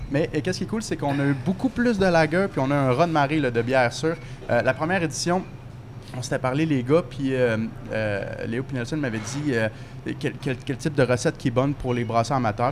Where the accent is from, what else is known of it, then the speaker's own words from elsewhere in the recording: Saint-Hubert, Quebec, Canada; now in Montreal, Canada; J'ai grandi à Saint-Hubert. Maintenant, j'habite à Montréal